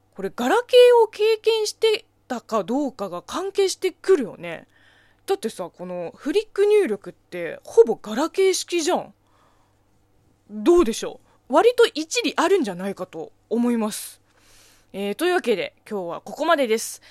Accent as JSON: {"language": "Japanese", "country": "China", "tie": "born or raised there", "second_language": "Japanese", "moved": "yes", "lives_now": "Japan", "said": "中国生まれ、中国 育ちの私"}